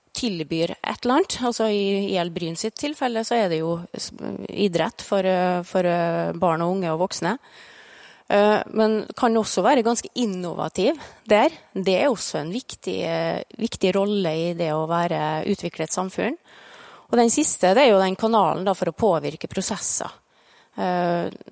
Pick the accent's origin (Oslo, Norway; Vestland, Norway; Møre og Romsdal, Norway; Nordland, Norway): Møre og Romsdal, Norway; Farstad; ute på Farstad, der jeg er fra.